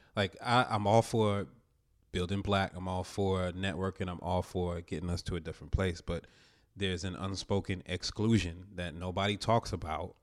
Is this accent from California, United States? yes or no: no; New Jersey, United States; where I grew up in Jersey